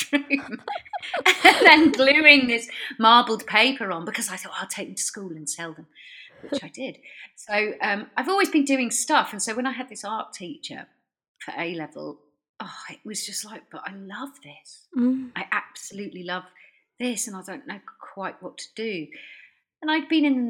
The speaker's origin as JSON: {"language": "English", "area": "near Stratford-upon-Avon", "region": "West Midlands", "country": "United Kingdom", "tie": "born or raised there", "moved": "yes", "lives_now": "Brighton, United Kingdom", "said": "I grew up in the Midlands, lived quite near to Stratford upon Avon"}